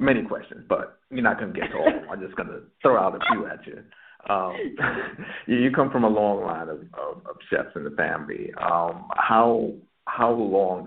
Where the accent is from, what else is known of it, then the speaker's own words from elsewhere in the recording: New York City, New York, United States; I'm from Brooklyn